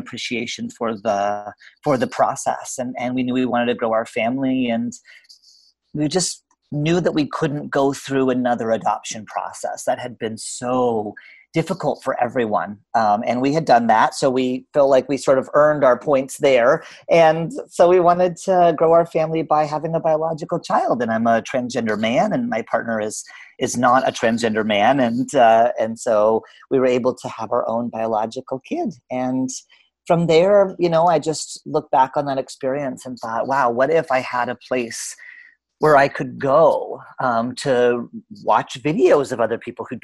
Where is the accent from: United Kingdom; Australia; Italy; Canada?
Canada; now in Portland, United States; I'm actually Canadian by birth, but I'm living in Portland, Oregon